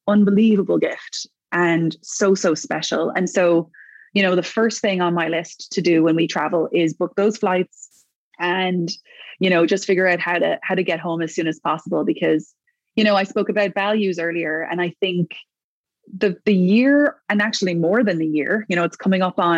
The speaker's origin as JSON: {"language": "English", "country": "Ireland", "also_born_or_lived": "New York", "moved": "as an adult", "lives_now": "Toronto, Canada", "said": "it's home to Ireland"}